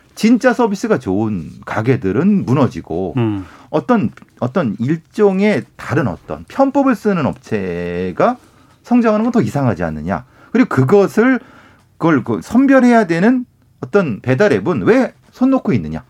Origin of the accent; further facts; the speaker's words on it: Icheon, Gyeonggi Province, South Korea; 제 고향이 경기도 이천이고요.